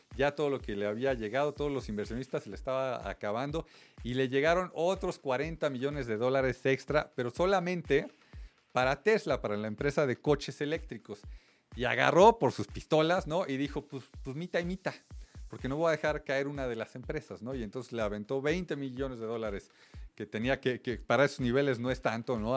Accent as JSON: {"language": "Spanish", "country": "Mexico"}